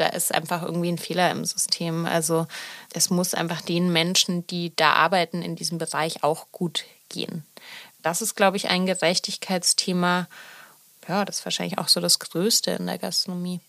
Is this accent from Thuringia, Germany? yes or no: no; Munich, Bavaria, Germany; now in Berlin, Germany; ich bin ja in München aufgewachsen